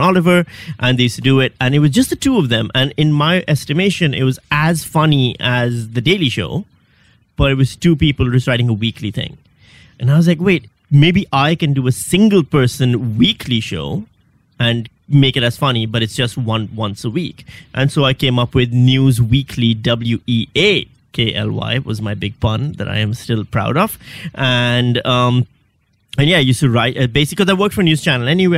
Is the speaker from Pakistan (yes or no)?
yes; Pakistan; moved away as an adult; also born or lived in Western Australia; now in Melbourne, Australia; I'm from Pakistan.